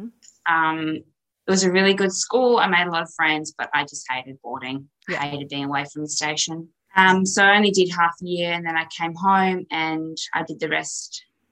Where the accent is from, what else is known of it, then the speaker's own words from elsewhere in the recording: Western Australia, Australia; also born or lived in Kununurra, Western Australia; I grew up in Camille, which is a small rural town in WA, West Australia.